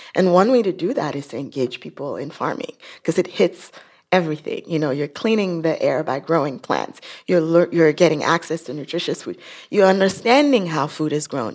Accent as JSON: {"language": "English", "country": "Nigeria", "moved": "yes", "said": "I'm from Nigeria"}